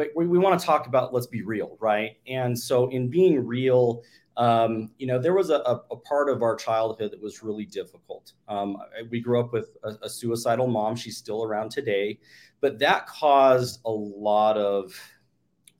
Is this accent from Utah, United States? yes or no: yes; Salt Lake City, Utah, United States; also born or lived in Bountiful, Utah; I was born and raised in Salt Lake City, Utah. Currently live in Bountiful, Utah